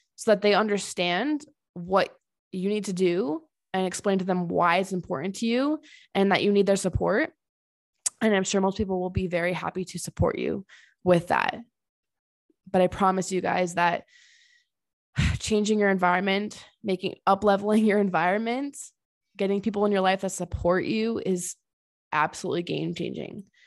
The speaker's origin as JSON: {"language": "English", "region": "Connecticut", "country": "United States", "tie": "born or raised there", "also_born_or_lived": "Tennessee", "moved": "as an adult", "lives_now": "Colorado, United States", "said": "I'm originally from Connecticut and I've lived there almost my whole life except for grad school"}